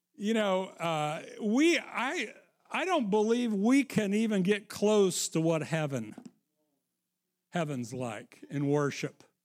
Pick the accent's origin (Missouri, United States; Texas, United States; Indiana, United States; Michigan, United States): Missouri, United States; I'm from Missouri